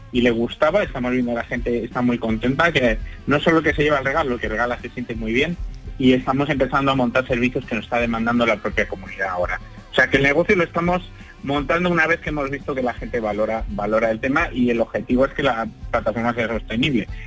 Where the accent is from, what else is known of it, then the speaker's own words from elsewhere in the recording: Madrid, Community of Madrid, Spain; nosotros hemos arrancado en Madrid porque porque somos de Madrid